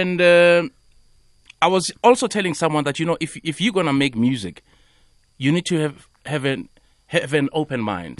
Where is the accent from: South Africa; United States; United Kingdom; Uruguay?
South Africa; we grew up in Ekasi